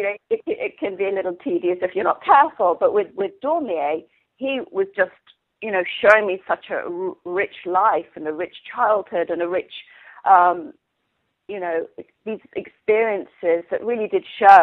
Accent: England, United Kingdom; moved away; I grew up in England

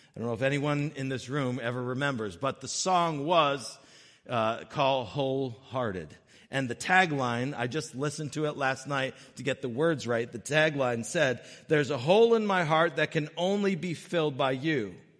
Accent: Connecticut, United States; when I was young, growing up in Connecticut with my mom and dad

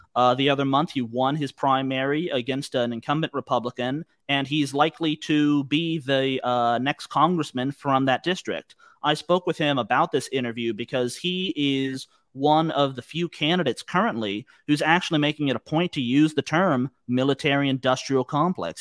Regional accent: United States; as Americans

